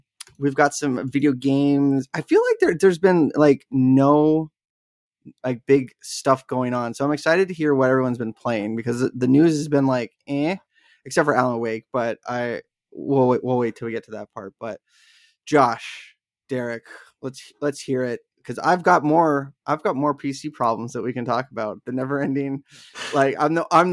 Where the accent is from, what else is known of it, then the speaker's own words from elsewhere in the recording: Wasilla, Alaska, United States; the town I grew up in Wasilla, Alaska